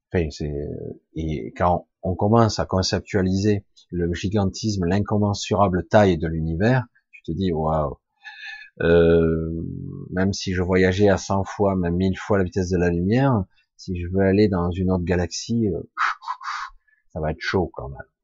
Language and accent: French; France; Je suis français de cœur, je suis né en France, mais je suis à moitié catalan